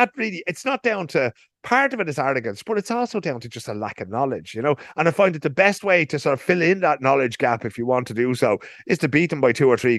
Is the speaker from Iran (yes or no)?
no; Ireland; now in Sweden